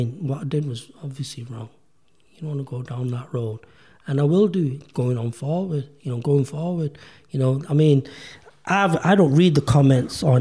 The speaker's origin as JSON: {"language": "English", "country": "United Kingdom", "tie": "born or raised there", "said": "I'm a British-born Pakistani"}